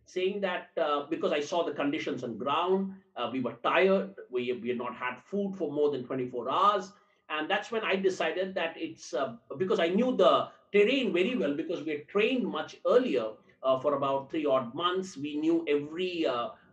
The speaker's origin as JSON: {"language": "English", "region": "Tamil Nadu", "country": "India", "said": "I am from down south, I'm from Tamil Nadu"}